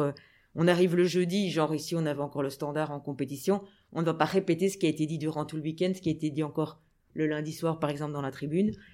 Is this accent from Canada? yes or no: no; Anderlecht, Brussels-Capital Region, Belgium; j'ai grandi à Anderlecht j'étais à l'école je vivais à Anderlecht